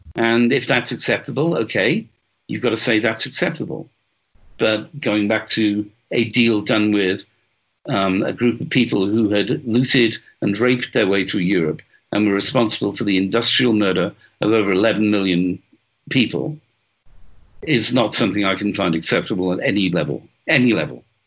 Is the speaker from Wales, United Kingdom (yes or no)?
yes; Wales, United Kingdom; I'm Welsh